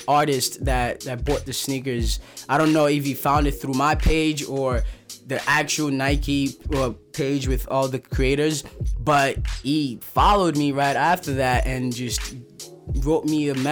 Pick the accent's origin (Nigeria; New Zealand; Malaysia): Nigeria; now in New York City, United States; I went back to Nigeria to document my hometown where I was like raised, you know, in addition to my current New York City lifestyle